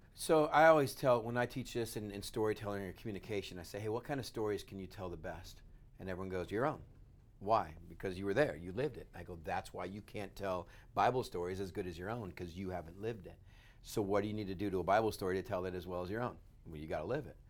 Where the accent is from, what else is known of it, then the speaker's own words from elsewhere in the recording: West Texas, United States; I grew up in West Texas with crazy idiot brothers